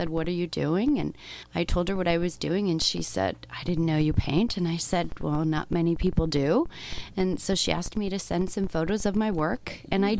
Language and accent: English; Toronto, Ontario, Canada; now in Arizona, United States; I'm from Toronto, and I was missing the water, and I was missing home, and I was missing the view out onto Lake Ontario